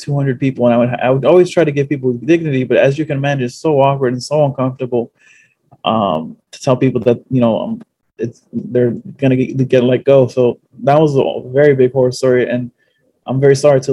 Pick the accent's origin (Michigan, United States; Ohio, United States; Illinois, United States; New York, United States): New York, United States; New York City; also born or lived in Norwood, the Bronx; I live in Norwood, but I'm originally from the Fordham Heights area